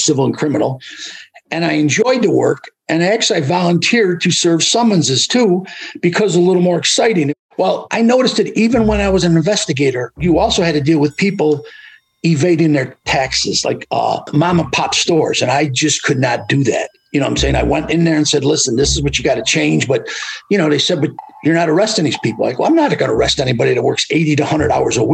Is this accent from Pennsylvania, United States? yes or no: no; Utica, New York, United States; They would not even let me work in Utica because that was my hometown